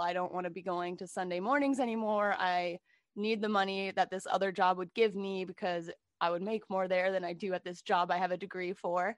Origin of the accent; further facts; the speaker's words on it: San Jose, California, United States; I was born in San Jose, California, um, family of five. I'm the middle child, um, and we grew up going to a very conservative evangelical church